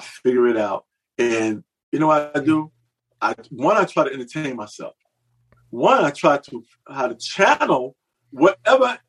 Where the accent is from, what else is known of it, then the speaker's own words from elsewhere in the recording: New York, United States; moved away as an adult; also born or lived in Los Angeles; I'm a New Yorker